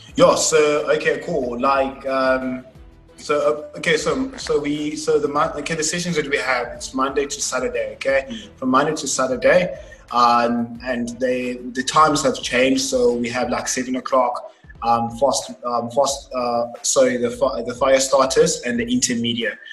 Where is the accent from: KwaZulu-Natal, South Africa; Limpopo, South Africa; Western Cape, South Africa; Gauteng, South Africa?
Western Cape, South Africa; Cape Town; also born or lived in Nelspruit / Johannesburg; I stayed all my life in Cape Town. I've been here for about 18 years now